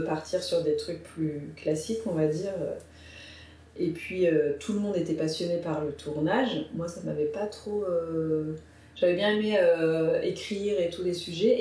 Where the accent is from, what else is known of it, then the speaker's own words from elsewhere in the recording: Maubeuge, Hauts-de-France, France; je viens de Maubeuge